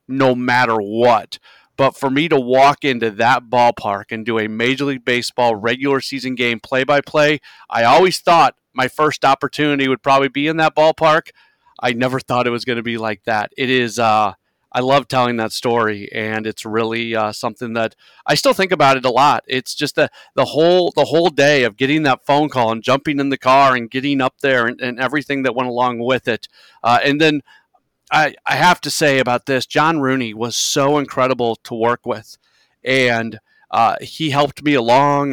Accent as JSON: {"language": "English", "town": "St. Louis", "region": "Missouri", "country": "United States", "tie": "born or raised there", "also_born_or_lived": "Milwaukee", "moved": "as an adult", "said": "to be back in my hometown."}